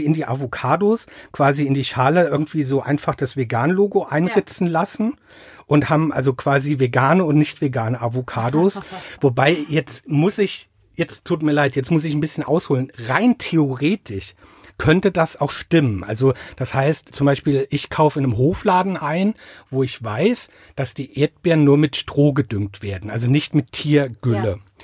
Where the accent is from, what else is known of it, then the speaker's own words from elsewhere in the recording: Mainz, Rhineland-Palatinate, Germany; accent: Rheinhessen; now in Ingelheim, Germany; ich bin in Mainz geboren, also in Mainz im Krankenhaus geboren, bin aber in einem Vorort, ne, Vorort von Mainz ist falsch, also an der Grenze zum Vorort von Mainz aufgewachsen